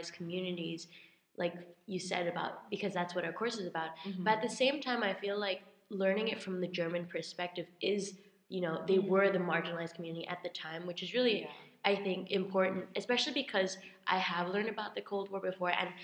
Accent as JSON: {"language": "English", "country": "Hong Kong", "moved": "yes", "said": "I am a sophomore from Hong Kong"}